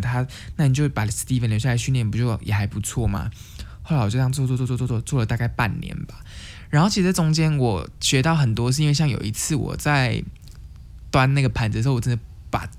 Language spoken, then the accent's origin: Chinese; Taiwan; moved away as an adult; now in Canada; 我是从台湾来，我是，呃，我是从台湾过来的